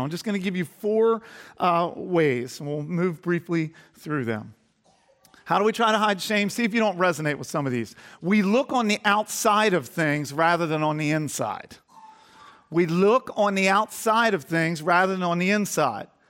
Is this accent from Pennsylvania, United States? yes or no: yes; Garnet Valley, Pennsylvania, United States; I grew up in Garnet Valley before it was all built up.